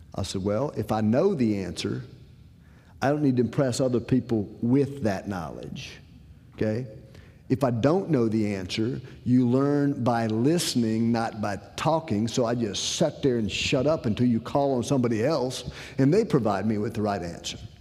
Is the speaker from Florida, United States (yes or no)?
no; Decatur, Illinois, United States; I'm originally from Decatur, Illinois.